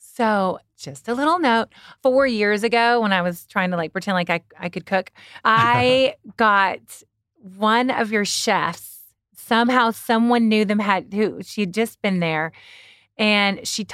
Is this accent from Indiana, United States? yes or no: no; Kentucky, United States; I'm from Kentucky.